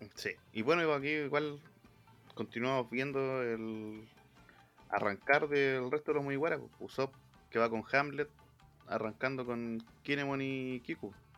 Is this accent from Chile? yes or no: yes; Chile; nosotros mismos, igual como chilenos, ya el ok ya no es ok